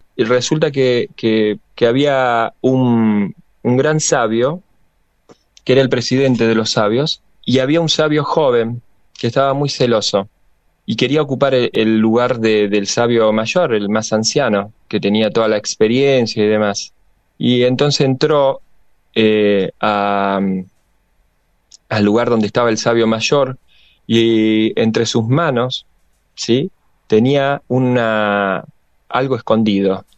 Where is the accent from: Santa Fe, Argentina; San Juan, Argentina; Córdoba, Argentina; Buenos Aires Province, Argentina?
Santa Fe, Argentina; now in Buenos Aires, Argentina; yo vengo de Santa Fe, una provincia netamente peronista